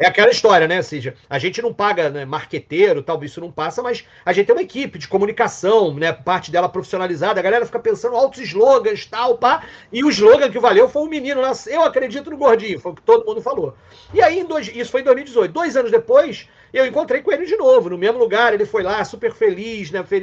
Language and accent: Portuguese; Petrópolis, Rio de Janeiro, Brazil; É, eu sou petropolitano, eu nasci em Petrópolis, nasci na Serra.